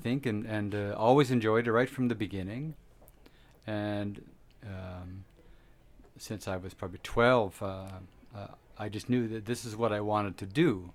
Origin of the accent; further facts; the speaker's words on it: Ontario, Canada; now in Camrose, Canada; I was born in Ontario